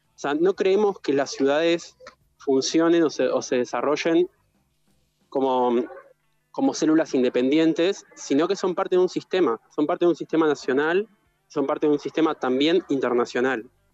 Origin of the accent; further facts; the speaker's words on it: Gualeguaychú, Entre Ríos, Argentina; soy de Gualeguaychú también, como, como Mati, como Cami